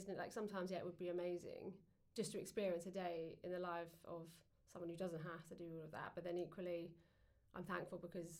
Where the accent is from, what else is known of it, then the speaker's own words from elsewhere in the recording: England, United Kingdom; So obviously we fed them because we're English, you know, that's what you